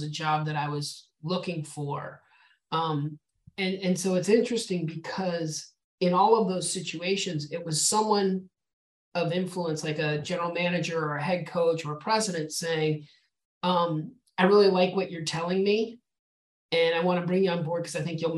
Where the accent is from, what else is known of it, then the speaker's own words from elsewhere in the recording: Albuquerque, New Mexico, United States; moved away; born and raised in Albuquerque, New Mexico